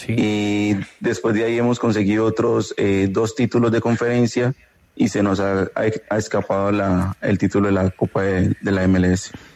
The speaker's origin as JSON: {"language": "Spanish", "country": "Colombia", "moved": "as an adult", "lives_now": "Portland, United States", "said": "Somos cinco colombianos"}